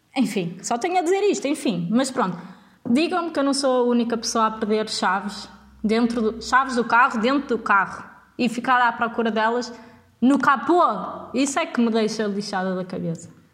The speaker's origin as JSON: {"language": "Portuguese", "town": "Vila Nova de Gaia", "region": "Norte", "country": "Portugal", "tie": "born or raised there", "moved": "as an adult", "lives_now": "Leiria, Portugal", "said": "nascida e criada em Vila Nova de Gaia"}